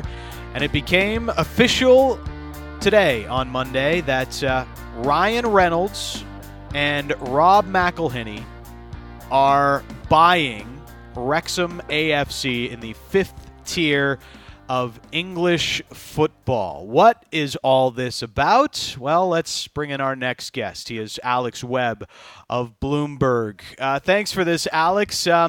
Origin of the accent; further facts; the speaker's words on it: Canada; I want an actual qualifying moment at some point in my life as a Canadian soccer fan.